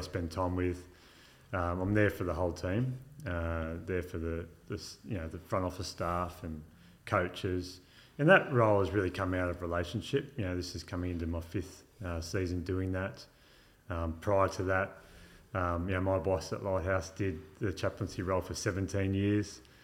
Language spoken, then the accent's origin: English; Illawarra, New South Wales, Australia; also born or lived in London; now in Wollongong, Australia; I grew up in Yarra, uh, or Bombardier to be more specific